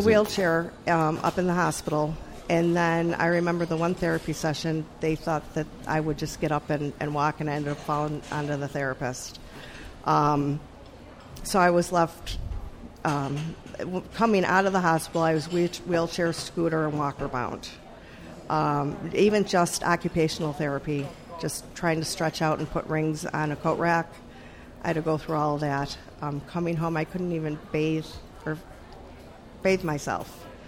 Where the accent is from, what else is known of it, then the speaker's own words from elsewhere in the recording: Buffalo, New York, United States; now in Richmond, United States; I am originally from Buffalo, New York.